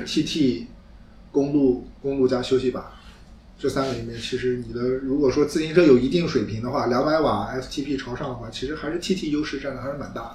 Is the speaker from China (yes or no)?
yes; Anhui, China; 开元龙跟我都是安徽人嘛